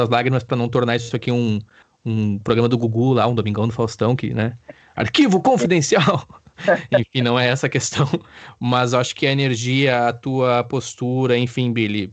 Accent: Campo Bom, Rio Grande do Sul, Brazil; moved away; eu amo Campo Bom, né? É o local onde eu nasci e me desenvolvi.

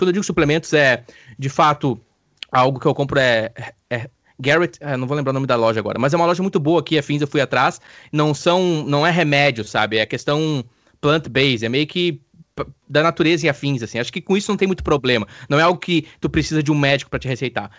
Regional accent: Campo Bom, Rio Grande do Sul, Brazil; moved away as an adult

